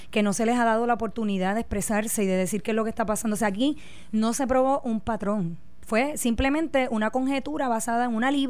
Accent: Puerto Rico

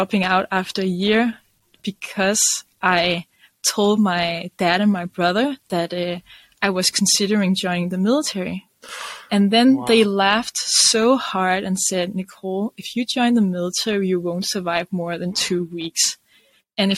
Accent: Denmark

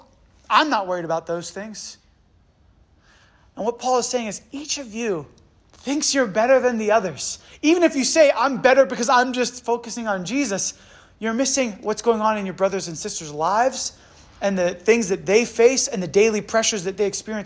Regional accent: United States; My parents are from Canada, but I was born and raised in America

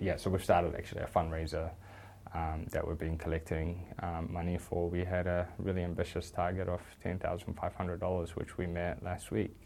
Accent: New Zealand; I very much find New Zealand to be home. In fact, it's all I've ever known.

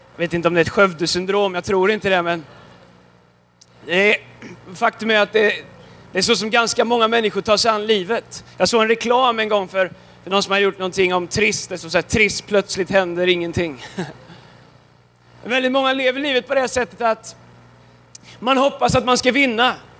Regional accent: Tidaholm, Västra Götaland, Sweden; now in Stockholm, Sweden; jag kommer ifrån eh, Tidaholm. Tidaholm. Fast jag bor i Stockholm.

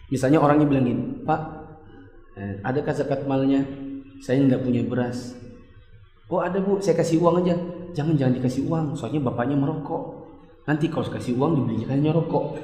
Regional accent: Balikpapan, East Kalimantan, Indonesia; Saya orang Bali Papan, insya Allah saya berencana malam Idul Fitri ini saya akan ada di Mekah, maka bayarnya tetap di sini.

